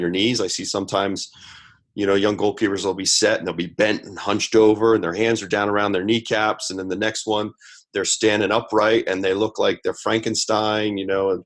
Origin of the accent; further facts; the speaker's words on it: Lancaster County, Pennsylvania, United States; I come from Lancaster County, Pennsylvania, and one of the big golfers from my area is Jim Furyk